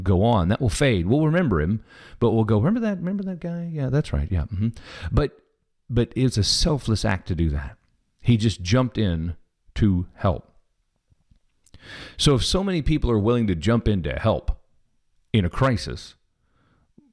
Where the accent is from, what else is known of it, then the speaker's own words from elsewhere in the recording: Kansas City, Missouri, United States; I'm from Kansas City, so I'm a Chiefs fan